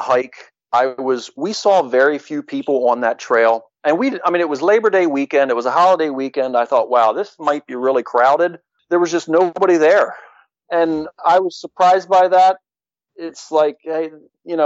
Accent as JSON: {"language": "English", "region": "Pennsylvania", "country": "United States", "said": "We're from Pennsylvania."}